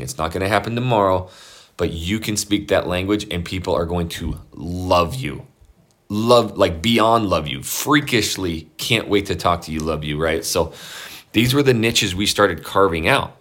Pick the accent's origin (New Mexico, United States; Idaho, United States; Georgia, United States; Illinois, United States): Idaho, United States; I'm from Idaho, I grew up on a ranch